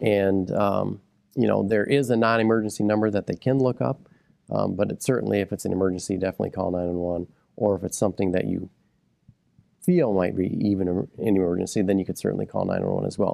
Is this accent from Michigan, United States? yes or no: yes; Midland, Michigan, United States; I was born and raised here in Midland County